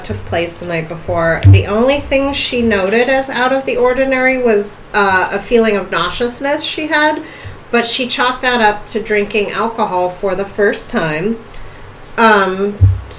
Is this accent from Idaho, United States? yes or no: no; Erie, Pennsylvania, United States; we're from Erie, Pennsylvania